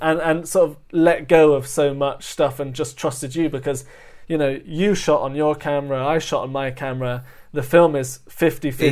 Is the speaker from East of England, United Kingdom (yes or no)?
no; London, United Kingdom; I'm over from London